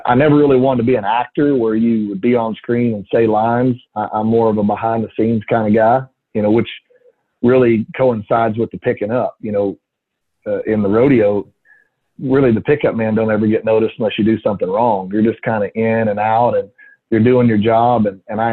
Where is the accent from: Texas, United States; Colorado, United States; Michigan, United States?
Texas, United States; I'm from Texas. We don't ice skate a lot.